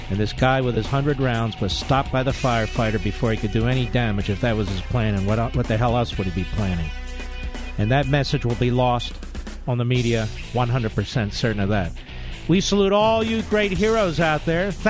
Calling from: Springfield, Missouri, United States; Yes, we're from Springfield, Missouri, and we do have the uh, right to carry and the stand your ground law.

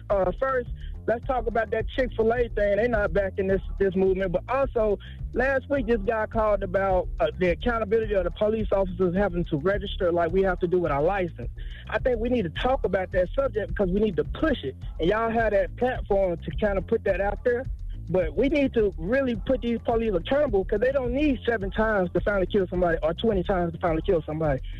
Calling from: Jacksonville, Florida, United States; I'm calling from Jacksonville.

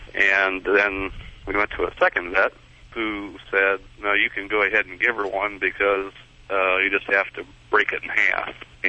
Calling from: The Woodlands, Texas, United States; The Woodlands.

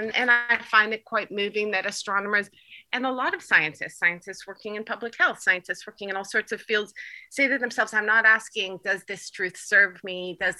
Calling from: Turkey; I'm calling in from Turkey.

